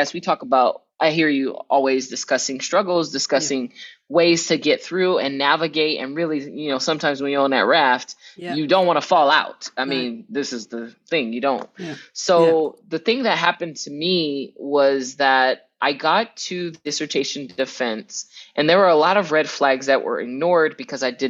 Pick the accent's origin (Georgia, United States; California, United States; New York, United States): California, United States; Southern; where I'm from, right, in Southern California, I grew up immersed in Spanish and the surrounding community